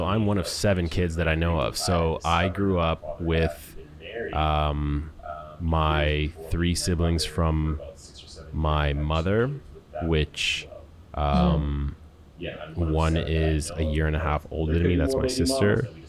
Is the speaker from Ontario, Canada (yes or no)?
no; Winnipeg, Manitoba, Canada; So I was born and raised in Winnipeg, Manitoba in 1987. My mother is French Canadian, so she is from Quebec originally. My father is from St. Vincent, so although English is his only language, it's still a broken English.